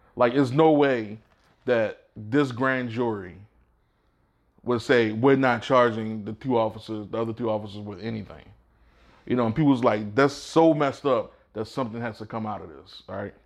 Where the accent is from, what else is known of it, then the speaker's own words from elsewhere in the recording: Baltimore, Maryland, United States; moved away; also born or lived in Georgia; I grew up in Baltimore